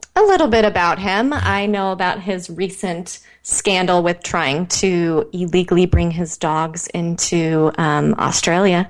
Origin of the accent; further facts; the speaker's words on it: Midwest, United States; now in Encinitas, United States; I grew up in the Midwest